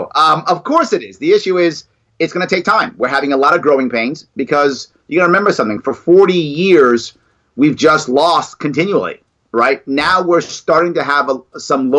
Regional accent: New York City, New York, United States; I was raised in the Bronx, and the Bronx is a very democratic area.

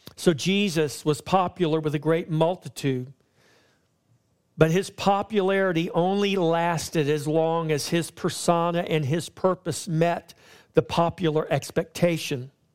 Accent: Victoria, Texas, United States; my hometown of Victoria, Texas

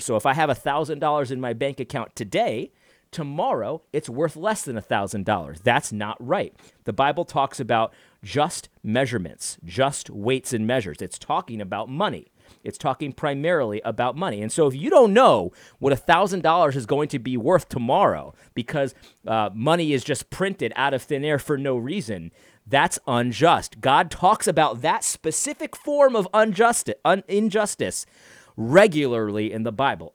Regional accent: United States; I'm just an American, a regular guy.

